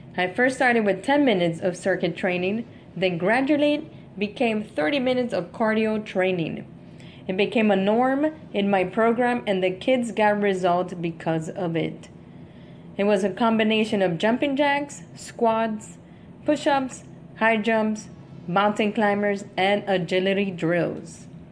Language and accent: English; Miami, Florida, United States; I'm from Miami